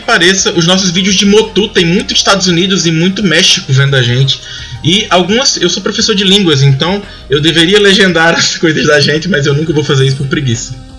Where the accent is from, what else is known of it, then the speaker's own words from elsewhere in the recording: Ceará, Brazil; eu sou do Ceará